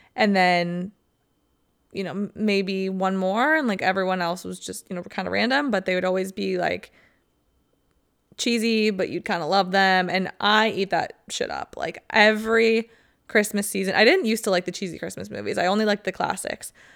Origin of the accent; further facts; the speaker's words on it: Ohio, United States; moved away; I used to wanna get out of Ohio winter so bad